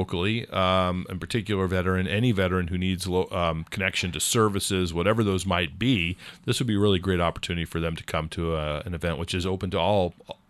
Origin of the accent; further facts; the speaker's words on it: California, United States; but I'm a Californian, so I really didn't understand the whole maple syrup seasonality.